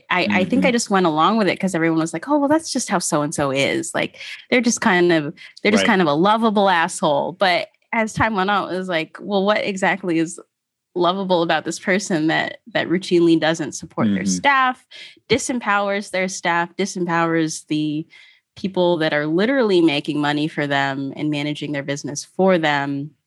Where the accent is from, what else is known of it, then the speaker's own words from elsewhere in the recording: Philippines; And being Filipino, I was mortified.